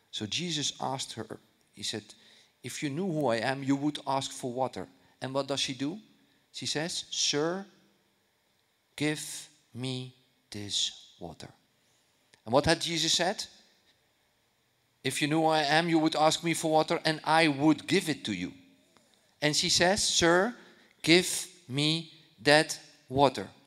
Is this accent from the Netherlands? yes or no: yes; Netherlands; you know, I'm from Holland. I, I, I, I, didn't grow up in church.